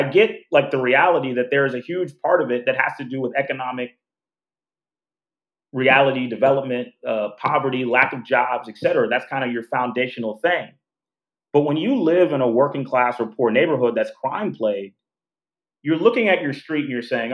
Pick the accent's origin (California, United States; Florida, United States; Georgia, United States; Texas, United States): Texas, United States; Houston; now in Chicago, United States; I'm from Houston, right? Houston is the fourth largest city in the United States, right? So it's not like I'm from a small town.